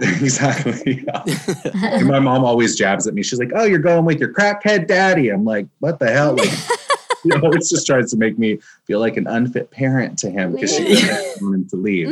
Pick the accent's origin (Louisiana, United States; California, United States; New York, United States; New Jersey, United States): California, United States; Newport Beach; I'm from Orange County, California, uh, which is it's like Newport Beach. That's where I uh, grew up